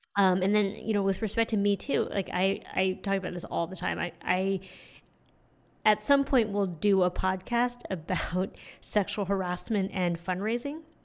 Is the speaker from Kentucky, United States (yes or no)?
no; San Francisco, California, United States; moved away as an adult; also born or lived in Montreal; now in New York, United States; I was born and raised in San Francisco